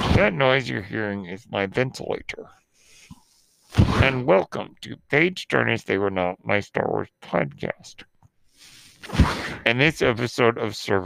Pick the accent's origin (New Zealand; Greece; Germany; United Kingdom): New Zealand; accent: Kiwi; my terrible Kiwi accent